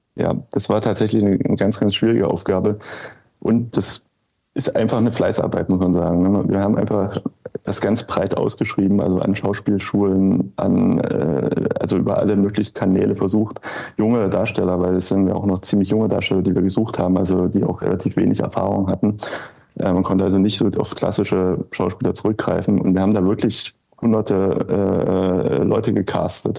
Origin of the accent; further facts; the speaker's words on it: near Leipzig, eastern Germany, Saxony, Germany; ich bin im Osten aufgewachsen.